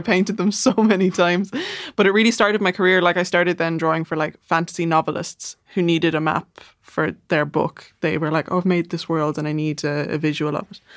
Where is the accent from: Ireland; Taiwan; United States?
Ireland; Dublin, Leinster; accent: south side Dublin; moved away as an adult; also born or lived in Manchester, England; I just moved back to the south side after eight years away